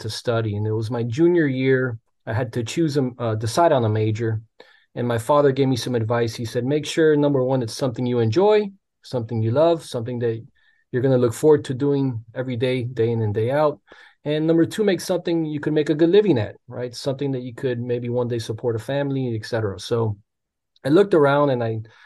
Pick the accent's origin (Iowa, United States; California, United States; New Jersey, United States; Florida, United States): Florida, United States; Miami; also born or lived in Gainesville; I was born and raised in Miami.